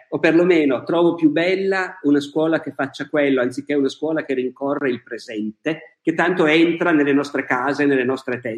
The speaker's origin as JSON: {"language": "Italian", "town": "Bergamo", "region": "Lombardy", "country": "Italy", "tie": "born or raised there", "said": "Io nato... sono nato a Bergamo, adoro Bergamo."}